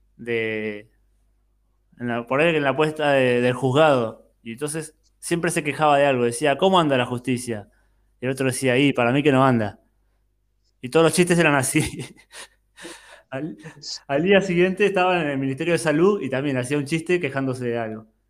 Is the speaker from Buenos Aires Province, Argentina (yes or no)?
yes; Bahía Blanca, Buenos Aires Province, Argentina; moved away as an adult; now in Montevideo, Uruguay; Yo viví toda mi vida en Bahía Blanca, hasta los 32 años y de ahí me vine a vivir a Montevideo